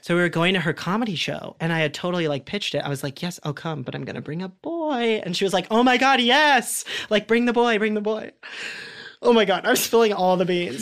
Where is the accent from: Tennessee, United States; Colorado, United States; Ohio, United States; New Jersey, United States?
Ohio, United States; Columbus; growing up in Ohio too and in Columbus.